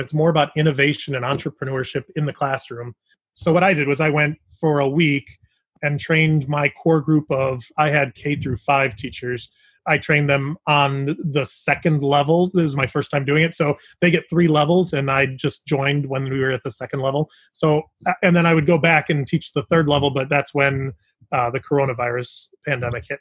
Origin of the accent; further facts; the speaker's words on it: Chicago, Illinois, United States; we're from the Chicago area